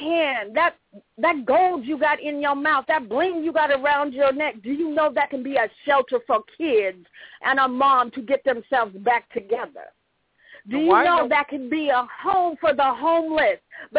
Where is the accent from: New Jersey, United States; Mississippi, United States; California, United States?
California, United States; Long Beach; born there; also born or lived in Oregon / Minnesota; I was born in Long Beach, but I lived in Oregon. I lived in Minnesota.